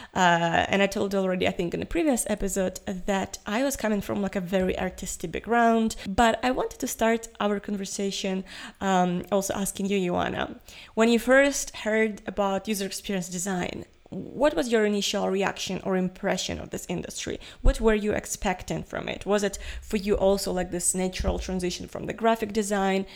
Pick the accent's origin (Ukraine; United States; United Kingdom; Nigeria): Ukraine; I'm from Ukraine